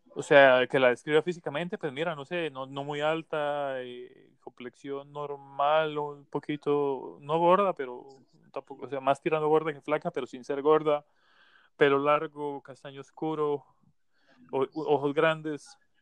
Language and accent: Spanish; Colombia; moved away; yo también soy de Colombia